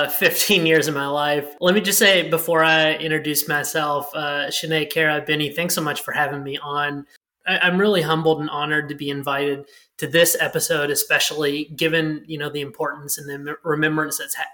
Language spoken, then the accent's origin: English; Owensboro, Kentucky, United States; moved away as an adult; also born or lived in Seoul, South Korea; now in Los Angeles, United States; I grew up in a small town called Owensboro